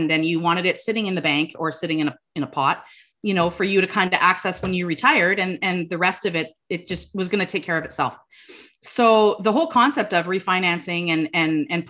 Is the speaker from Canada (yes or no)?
yes; Sudbury, Ontario, Canada; we're from Sudbury